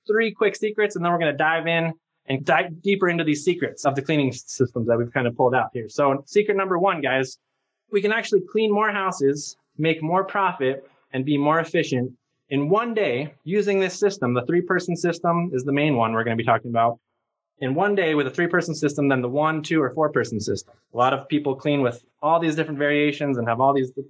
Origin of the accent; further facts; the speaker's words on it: Albuquerque, New Mexico, United States; I grew up here in Albuquerque, New Mexico